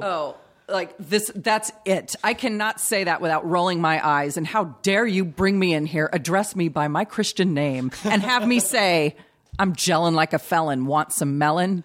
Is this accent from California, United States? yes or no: yes; Long Beach, California, United States; also born or lived in Bellflower, California; I was born in Bellflower, but I've lived in Long Beach my whole life.